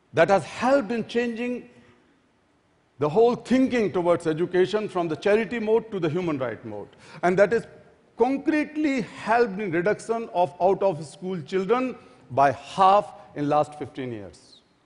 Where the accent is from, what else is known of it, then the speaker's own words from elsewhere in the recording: Delhi, India; my hometown, Delhi